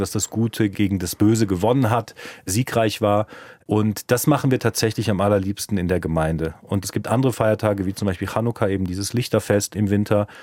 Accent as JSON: {"language": "German", "town": "Cologne", "region": "North Rhine-Westphalia", "country": "Germany", "tie": "born or raised there", "first_language": "German", "moved": "as an adult", "lives_now": "Munich, Germany", "said": "Also ich bin Kölner, weil ich in Köln geboren bin und dort fast 30 Jahre gelebt habe."}